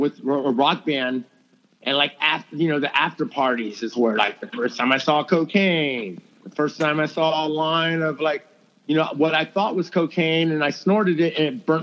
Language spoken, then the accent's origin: English; Houston, Texas, United States; I grew up in Houston, Texas.